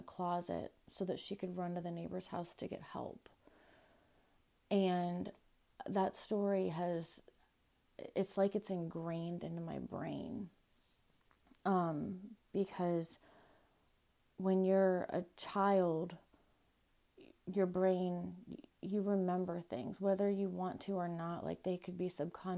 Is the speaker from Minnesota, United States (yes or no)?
no; Ohio, United States; also born or lived in Florida; I moved to Ohio from Florida. I was 3 years old.